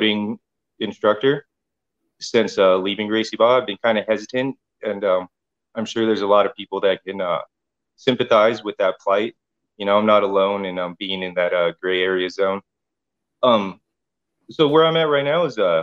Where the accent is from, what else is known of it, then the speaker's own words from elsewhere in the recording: Riverside, California, United States; I'm from Riverside, born and raised